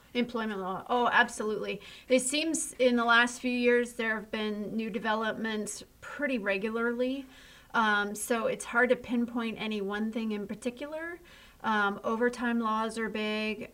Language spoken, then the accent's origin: English; Ohio, United States; born or raised there